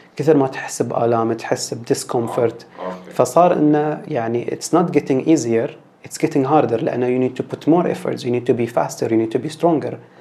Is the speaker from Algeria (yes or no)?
no; Bahrain